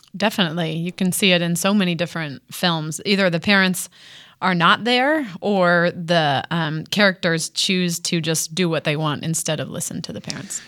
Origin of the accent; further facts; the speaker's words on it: Illinois, United States; now in Columbia, United States; I grew up in Illinois